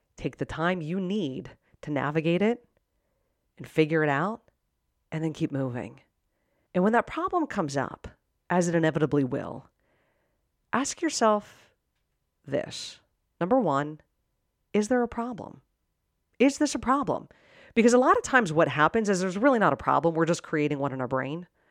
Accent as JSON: {"language": "English", "town": "Pittsburgh", "region": "Pennsylvania", "country": "United States", "tie": "born or raised there", "said": "I grew up in Pittsburgh, and my sister was at Penn State"}